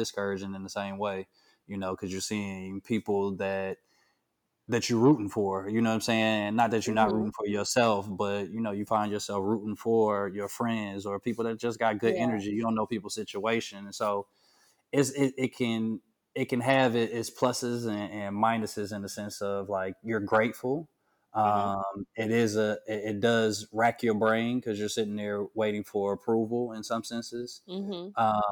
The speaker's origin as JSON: {"language": "English", "town": "Atlanta", "region": "Georgia", "country": "United States", "moved": "yes", "said": "I'm from Atlanta"}